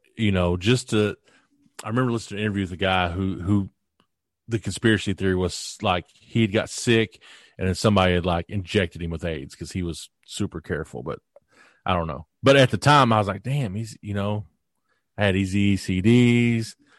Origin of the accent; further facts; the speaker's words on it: Kentucky, United States; I'm a kid from Kentucky